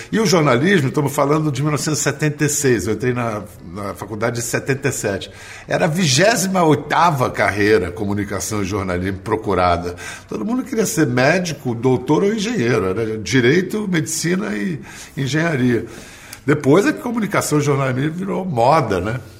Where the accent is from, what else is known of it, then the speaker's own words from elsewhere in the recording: Rio de Janeiro, Brazil; moved away; Eu nasci em Ipanema em 1958